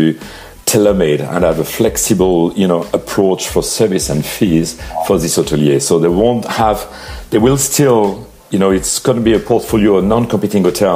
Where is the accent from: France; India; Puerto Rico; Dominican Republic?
France; Paris, Île-de-France; I was born and raised in Paris